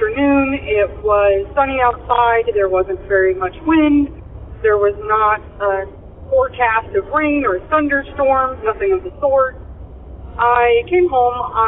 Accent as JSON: {"language": "English", "region": "Illinois", "country": "United States", "said": "I am from Illinois"}